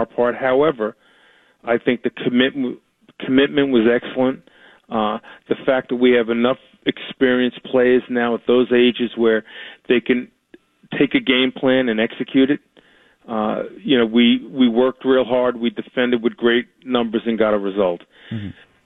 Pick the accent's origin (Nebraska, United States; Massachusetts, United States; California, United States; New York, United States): New York, United States; as a youngster growing up in New York, I'd follow the New York Giants in football